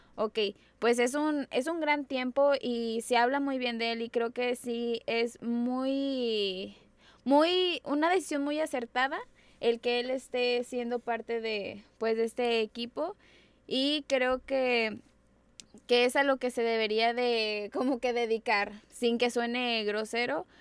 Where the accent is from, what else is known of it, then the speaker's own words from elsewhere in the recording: Mexico; soy mexicana